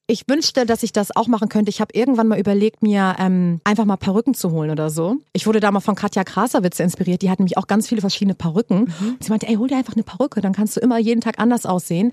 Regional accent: Hamburg, Germany; now in Berlin, Germany; ich komme aus Hamburg

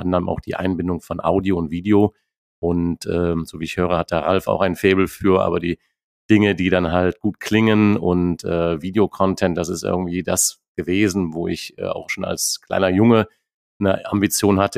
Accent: Neuss, North Rhine-Westphalia, Germany; moved away as an adult; ich lebe Neuss. Ich habe viele Jahre im Ausland gelebt, habe auch eher gedacht, es wird irgendwann mal New York, Rio, Tokio, aber nicht mehr Neuss werden. Aber ich muss sagen, mittlerweile bin ich sehr glücklich in der Heimat äh, angekommen

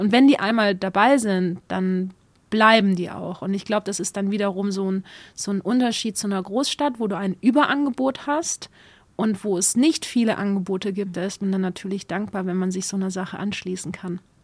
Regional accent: Wallonia, Belgium; moved away as an adult; also born or lived in Upper Lusatia, Saxony, Germany; now in Germany; Ich komme aus Ostbelgien gebürtig

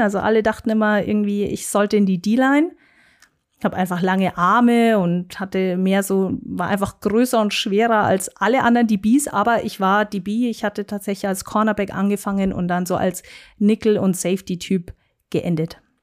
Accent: Munich, Bavaria, Germany; accent: Bavarian; first language German; ich bin ein äh, Münchner Kindel und keine zur Großte, wie man so schön hier in München sagt, sondern gebürtige Münchnerin und äh, spreche tatsächlich auch nur Deutsch und Bayerisch.

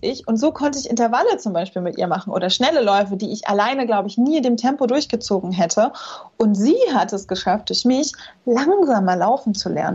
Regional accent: Rostock, Mecklenburg-Vorpommern, Germany; moved away; als ich hier nach Rostock in meine Heimatstadt zurückgezogen bin

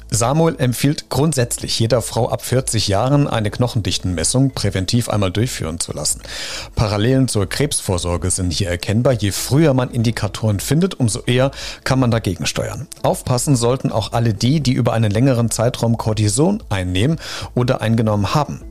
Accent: Germany; Bei uns in Deutschland

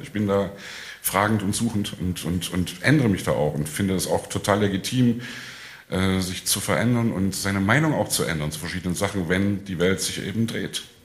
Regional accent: Leipzig, Saxony, Germany; ich komme aus Leipzig

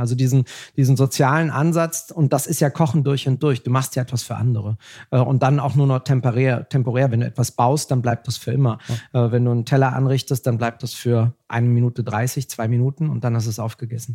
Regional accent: Germany; Wir sind doch Deutsche

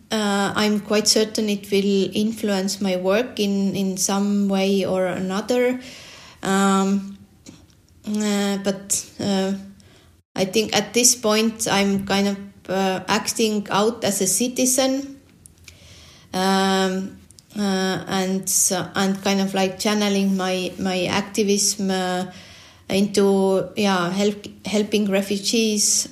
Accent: Estonia; I was born in the Soviet uh, Estonia, and um, and also started uh, going uh, school um, in uh, yeah during the Soviet. Soviet time.

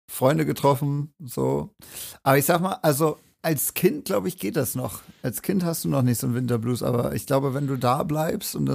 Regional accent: Rügen, Mecklenburg-Vorpommern, Germany; moved away as an adult; now in Erfurt, Germany; Rügen. Richtig, von Deutschlands schönster und größter Insel.

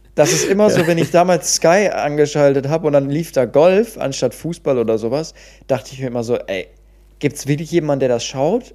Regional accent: Cologne, North Rhine-Westphalia, Germany; als waschechter Kölner

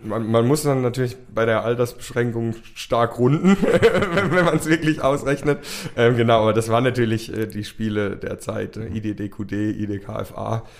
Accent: Rhineland-Palatinate, Germany; also born or lived in United States; es wird doch die Pfalz und es wird doch ähm, mein Heimatort

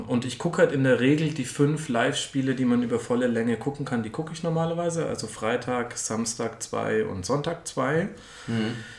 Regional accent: Franconia, Bavaria, Germany; now in Munich, Germany; ich komme eigentlich aus Franken. Ich bin erst nach München gezogen

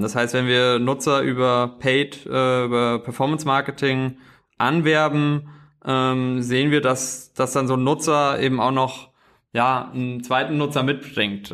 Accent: a small village in central Hesse, Germany; moved away as an adult; now in Berlin, Germany; komme wirklich aus einem kleinen Dorf in der Mitte von Hessen

